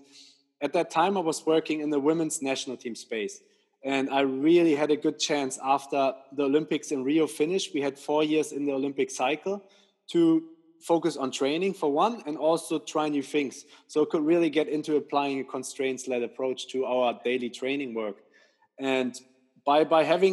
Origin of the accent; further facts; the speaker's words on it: Germany; moved away as an adult; now in England; I'm originally from Germany